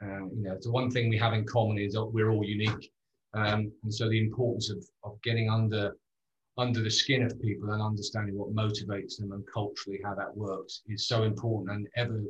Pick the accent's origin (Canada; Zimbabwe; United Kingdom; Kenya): United Kingdom; moved away as an adult; Yeah, stop being British. So when I went out to Asia